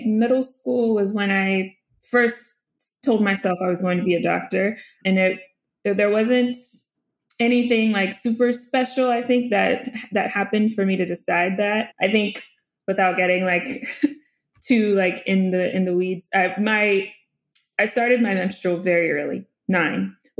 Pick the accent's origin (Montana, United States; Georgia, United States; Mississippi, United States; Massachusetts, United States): Georgia, United States; Duluth; born there; also born or lived in North Little Rock, Arkansas; I grew up, I was born in Duluth, Georgia. And then we lived there for a couple of years.